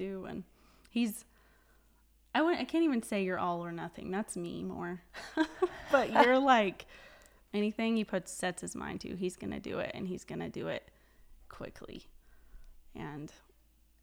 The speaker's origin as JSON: {"language": "English", "town": "Walsh", "region": "Colorado", "country": "United States", "tie": "born or raised there", "also_born_or_lived": "Stonington, Colorado", "said": "I say my hometown's Walsh, but we live in this tiny town that's southeast of here"}